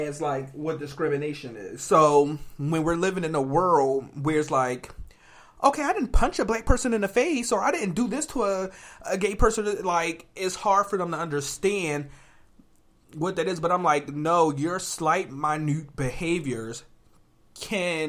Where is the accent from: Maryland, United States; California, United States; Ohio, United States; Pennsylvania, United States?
Pennsylvania, United States; Philadelphia; moved away as an adult; also born or lived in New London, Connecticut; we're from Philadelphia.